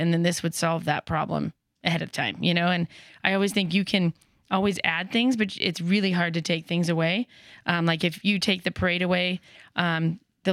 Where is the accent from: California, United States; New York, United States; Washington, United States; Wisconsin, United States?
California, United States; now in Boise, United States; California, where I'm from originally